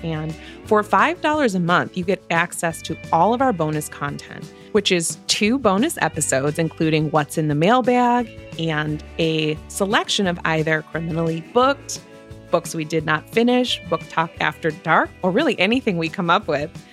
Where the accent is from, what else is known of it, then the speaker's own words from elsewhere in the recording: Illinois, United States; We're from Illinois